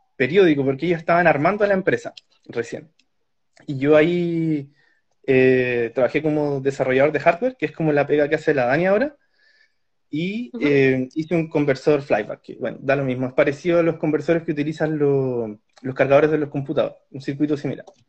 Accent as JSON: {"language": "Spanish", "town": "Santiago", "region": "Santiago Metropolitan Region", "country": "Chile", "moved": "as an adult", "lives_now": "Karlsruhe, Germany", "said": "soy de Santiago de Chile, soy esposo de Daniela, con quien vivimos acá en la ciudad de Karlsruhe"}